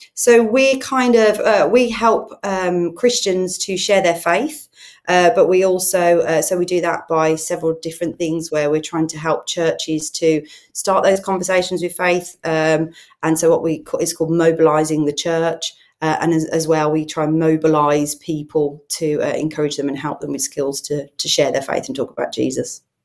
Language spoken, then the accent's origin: English; Birmingham, West Midlands, United Kingdom; accent: Brummie; now in Solihull, United Kingdom; I'm a Brummie, which means I'm from Birmingham, but I actually live in Solihull